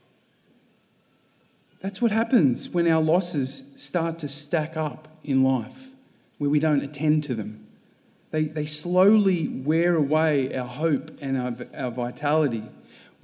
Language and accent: English; Sydney, New South Wales, Australia; moved away as an adult; now in Melbourne, Australia; I was born and bred in Sydney